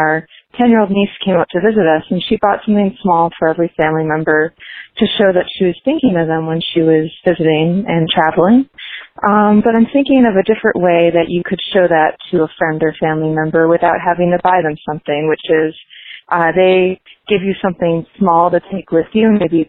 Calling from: Waltham, Massachusetts, United States; I'm calling from Waltham, Mass.

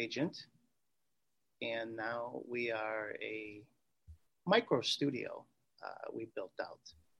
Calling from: Chicago, Illinois, United States; I'm actually calling from the States. Chicago, Illinois, is where I'm presently at right at this moment.

